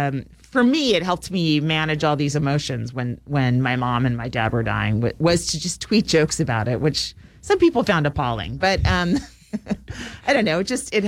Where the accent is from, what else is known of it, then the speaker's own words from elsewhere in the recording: San Francisco, California, United States; San Francisco is my hometown.